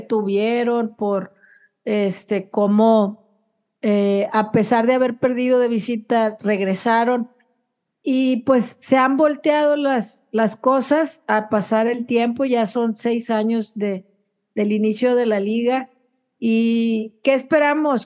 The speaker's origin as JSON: {"language": "Spanish", "country": "Mexico", "said": "nosotros como mexicanas"}